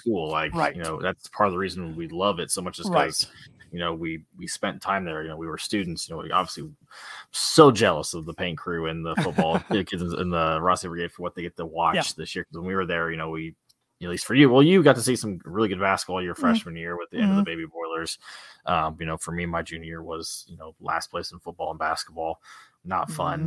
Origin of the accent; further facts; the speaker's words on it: a small town in Indiana, United States; we're from a small town in Indiana.